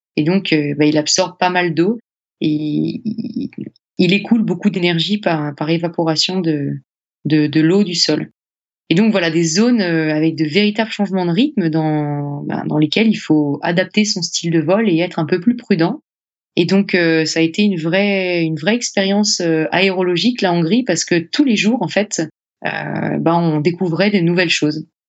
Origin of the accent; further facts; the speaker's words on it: France; chez nous, en France